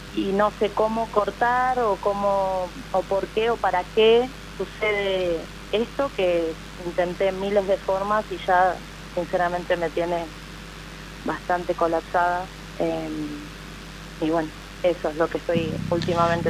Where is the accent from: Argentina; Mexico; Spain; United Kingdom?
Argentina; Mar del Plata, Buenos Aires Province; soy de Mar del Plata